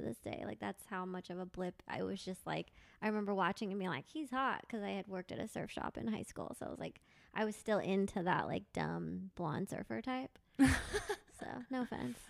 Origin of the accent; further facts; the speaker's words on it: Thousand Oaks, California, United States; I grew up in Thousand Oaks